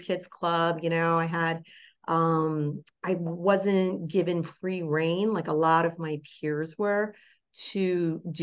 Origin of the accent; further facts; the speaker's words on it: Bergen County, New Jersey, United States; that particular town I grew up in Bergen County